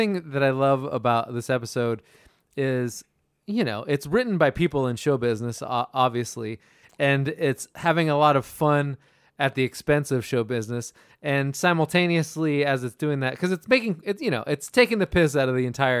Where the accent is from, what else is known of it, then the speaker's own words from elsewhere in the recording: Hartsdale, New York, United States; I grew up in Hartsdale. Don't hold that against me.